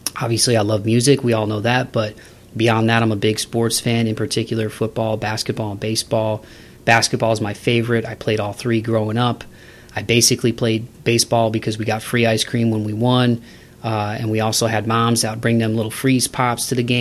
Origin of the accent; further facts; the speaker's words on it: Toledo, Ohio, United States; my hometown of Toledo